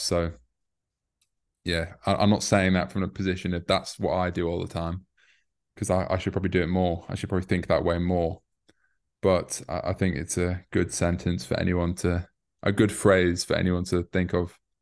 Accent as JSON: {"language": "English", "town": "York", "region": "Yorkshire and the Humber", "country": "United Kingdom", "also_born_or_lived": "Newcastle", "moved": "as an adult", "lives_now": "London, United Kingdom", "said": "I'm from the north, I'm from York"}